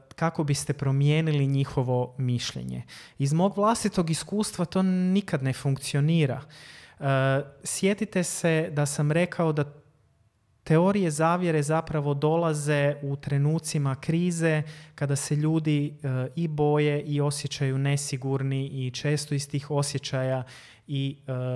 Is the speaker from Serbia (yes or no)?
no; Croatia; Kod nas u Hrvatskoj